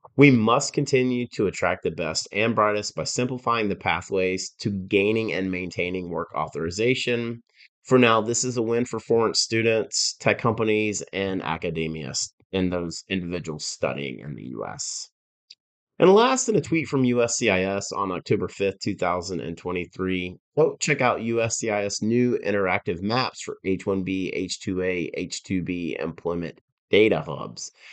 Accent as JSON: {"language": "English", "region": "Georgia", "country": "United States", "tie": "born or raised there", "said": "my home state of Georgia"}